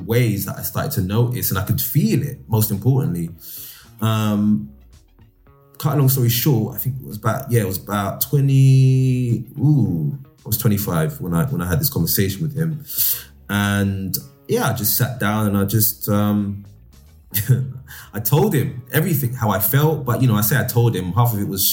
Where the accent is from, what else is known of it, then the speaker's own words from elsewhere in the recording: Nigeria; as a Nigerian boy growing up, my dad was old school